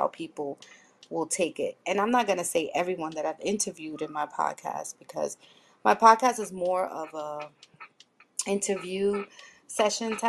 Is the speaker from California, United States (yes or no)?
no; New York City, New York, United States; I'm from the Bronx in New York